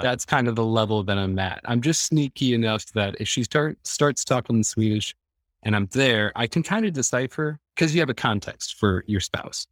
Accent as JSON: {"language": "English", "region": "Iowa", "country": "United States", "tie": "born or raised there", "moved": "as an adult", "lives_now": "Stockholm, Sweden", "said": "I'm from Iowa. So, Iowa border raised"}